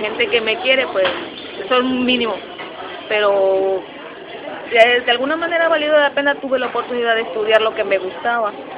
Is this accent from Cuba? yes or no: no; Mexico City, Mexico; now in Puerto Rico; yo nací en la Ciudad de México, eh, yo viví, bueno, mi casa está cerca del aeropuerto internacional